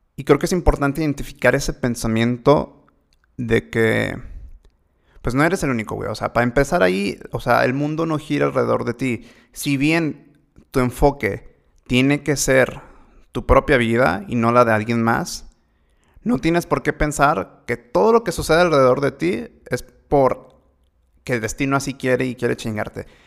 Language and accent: Spanish; Mexico; más siendo mexicano